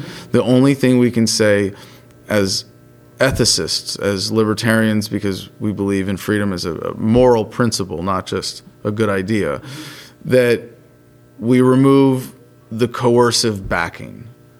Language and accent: English; California, United States; just to go back to my home state of California